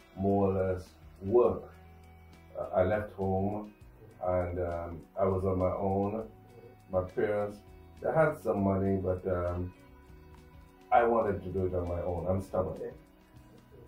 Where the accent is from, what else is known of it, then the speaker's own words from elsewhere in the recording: Vancouver, British Columbia, Canada; also born or lived in St. Kitts and Nevis / Edmonton, Alberta; I was settled in Vancouver. Uh-huh. And did my early childhood schooling